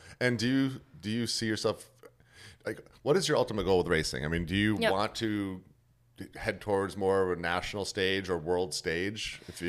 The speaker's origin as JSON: {"language": "English", "region": "New York", "country": "United States", "said": "I'm from New York too"}